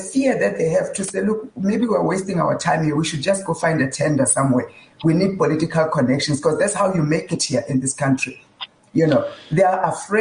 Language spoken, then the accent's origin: English; Limpopo, South Africa; now in Johannesburg, South Africa; growing up in Guyana, I come from Limpopo, Guyana